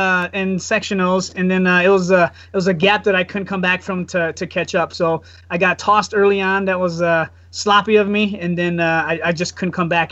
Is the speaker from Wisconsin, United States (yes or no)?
yes; Wausau, Wisconsin, United States; also born or lived in Cincinnati, Ohio; Pretty much I'm a Wassa local. My mom was here. My dad's Hmong. My mom's Caucasian.